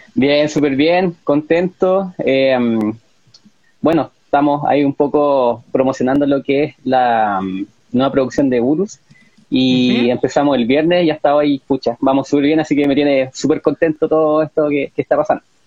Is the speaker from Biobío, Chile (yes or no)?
yes; Talcahuano, Biobío, Chile; also born or lived in Concepción; en Talcahuano me trasladé a, mi ciudad natal